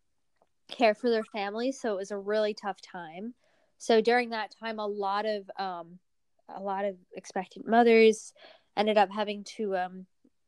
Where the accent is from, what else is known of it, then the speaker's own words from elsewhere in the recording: Northern Virginia, United States; also born or lived in Pavlodar, Kazakhstan; where we grew up in Northern Virginia